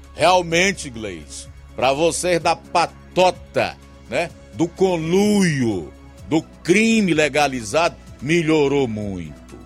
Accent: Brazil

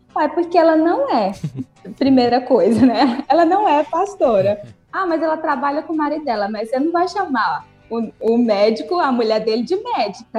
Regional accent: Nova Russas, Ceará, Brazil; now in Uruaçu, Brazil; Eu sou de Nova Russas, né, no Ceará aí, sou conterrânea, mas moro atualmente em Uruaçu, Goiás

